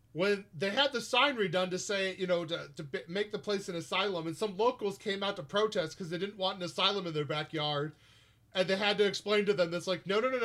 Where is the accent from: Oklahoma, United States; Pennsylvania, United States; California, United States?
California, United States; San Diego; I grew up in San Diego